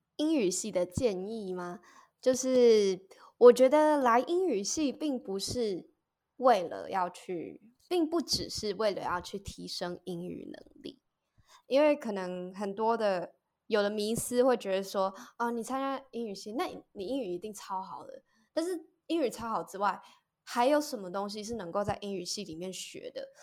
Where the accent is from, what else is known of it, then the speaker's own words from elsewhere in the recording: Taiwan; 小时候我其实也是在乡下长大的孩子